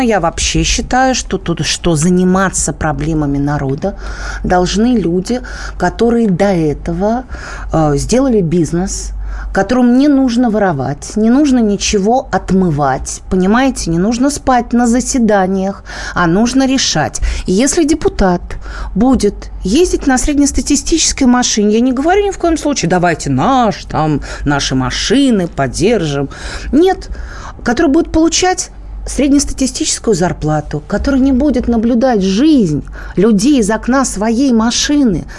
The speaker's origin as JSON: {"language": "Russian", "region": "Moscow", "country": "Russia", "said": "я москвичка, я обожаю людей с московским выговором"}